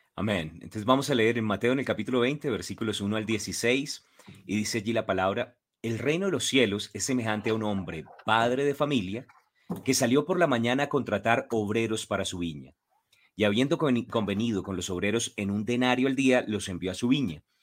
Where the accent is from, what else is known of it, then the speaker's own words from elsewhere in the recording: Colombia; como buenos colombianos